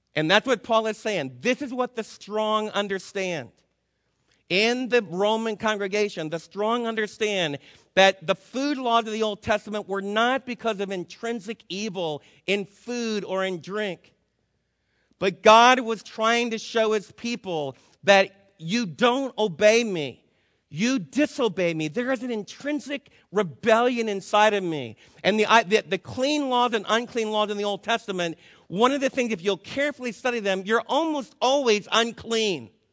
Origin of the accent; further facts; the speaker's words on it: United States; also born or lived in Florida; As an American